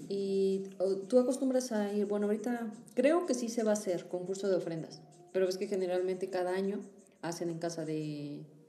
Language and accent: Spanish; Hidalgo, Mexico; moved away; en Hidalgo, que digo que es mi pueblo